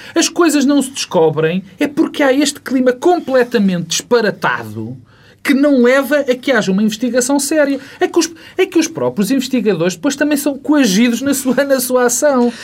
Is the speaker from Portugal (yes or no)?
yes; Portugal; como português e como pessoa comum